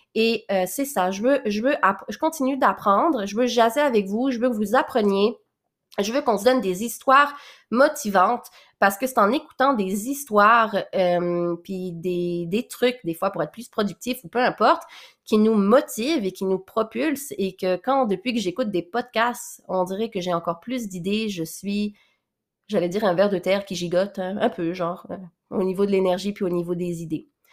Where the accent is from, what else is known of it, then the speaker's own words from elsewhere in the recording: Quebec, Canada; accent: mix of French and Québécois; also born or lived in Réunion; où j'ai grandi au Québec, là, donc euh, Valmorin, Sainte-Agathe